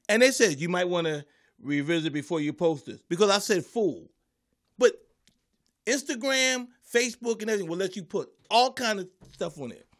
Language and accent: English; Philadelphia, Pennsylvania, United States; growing up in Philly